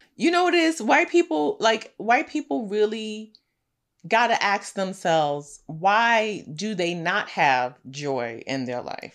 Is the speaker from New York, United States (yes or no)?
yes; New York City, New York, United States; I'm a girl from Brooklyn